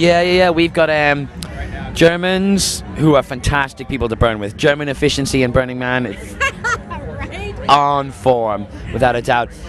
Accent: Dublin, Leinster, Ireland; moved away as an adult; now in London, United Kingdom; I'm from Dublin, but I've been in London for the past six years.

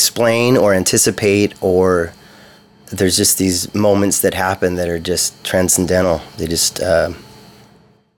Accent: Santa Cruz, California, United States; I'm from Santa Cruz.

